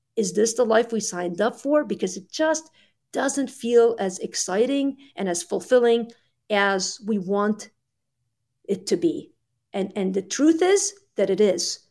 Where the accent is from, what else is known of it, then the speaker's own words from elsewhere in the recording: Lebanon; moved away; I grew up in Lebanon in the 80s. We moved in 87.